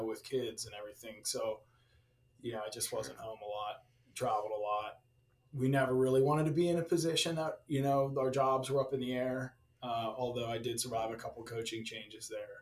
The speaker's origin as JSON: {"language": "English", "town": "Pittsburgh", "region": "Pennsylvania", "country": "United States", "tie": "born or raised there", "also_born_or_lived": "Ohio / Virginia / Chicago", "moved": "as an adult", "said": "growing up in Pittsburgh, my first love was ice hockey"}